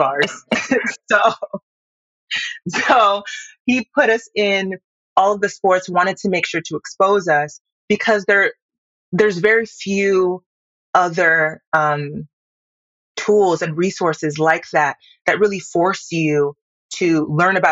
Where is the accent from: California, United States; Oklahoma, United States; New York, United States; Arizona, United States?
Arizona, United States; Tucson; also born or lived in Yaoundé, Cameroon; Currently, I'm in Tucson, Arizona. It's effectively my American hometown. It's where I transitioned. I was born in Yaoundé, moved here when I was about 5 years old.